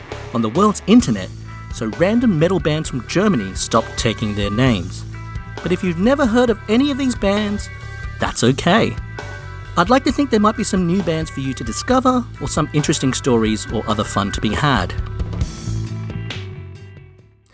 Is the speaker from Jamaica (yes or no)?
no; Australia; I grew up a music fan in Australia in the 90s.